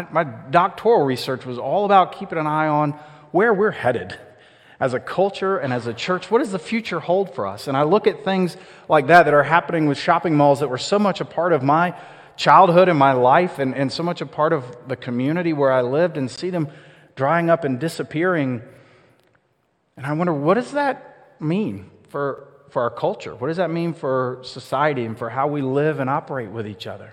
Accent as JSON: {"language": "English", "town": "Austell", "region": "Georgia", "country": "United States", "tie": "born or raised there", "said": "I grew up over in Austell, which is sort of a forgotten part of Cobb County between Marietta and Smyrna."}